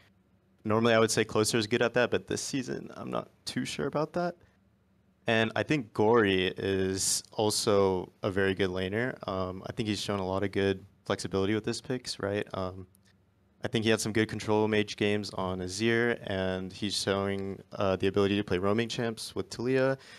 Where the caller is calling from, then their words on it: Austin, Texas, United States; I'm calling from Austin, Texas.